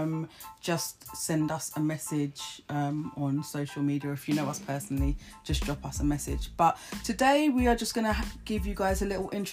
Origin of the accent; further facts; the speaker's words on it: Bedford, East of England, United Kingdom; I was born and bred in Bedford and always lived in Bedford, never moved out of Bedford